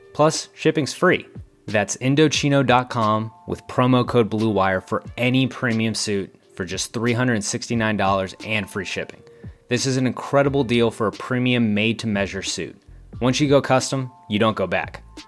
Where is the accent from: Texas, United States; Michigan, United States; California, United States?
Texas, United States; San Antonio; my hometown, San Antonio Spurs